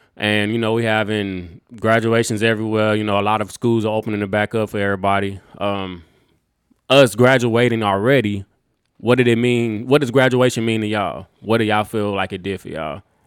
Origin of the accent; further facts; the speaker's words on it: Texas, United States; we are from Texas.